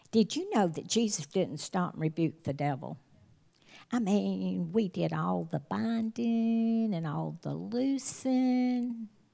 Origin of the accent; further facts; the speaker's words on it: the South, United States; my husband and I grew up in the South